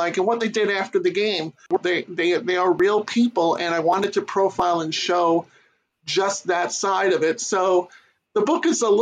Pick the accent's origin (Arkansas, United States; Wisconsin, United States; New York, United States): New York, United States; New York City; Born and raised in New York City, Queens specifically